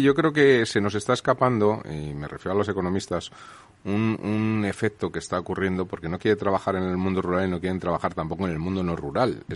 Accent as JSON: {"language": "Spanish", "town": "Cebreros", "region": "Castile and León", "country": "Spain", "tie": "born or raised there", "said": "sitios donde pasé mi infancia, uno que hay en Cebreros, en Ávila"}